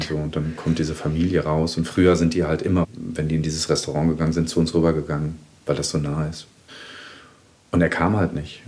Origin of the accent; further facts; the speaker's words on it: Germany; Ich bin in einer Kleinstadt in Deutschland groß geworden, war so relativ der einzige Ausländer